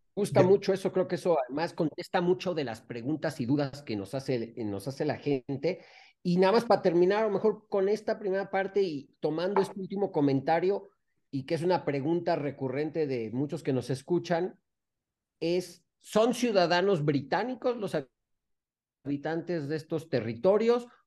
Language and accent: Spanish; Mexico; tenemos los mexicanos